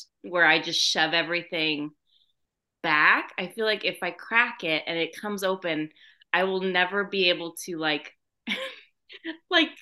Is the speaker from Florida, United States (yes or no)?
no; California, United States; I'm from California